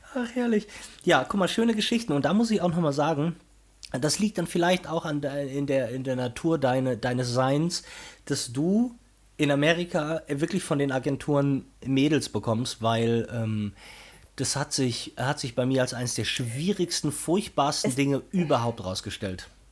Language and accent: German; Brazil; moved away; in meinem alten Heimatland Brasilien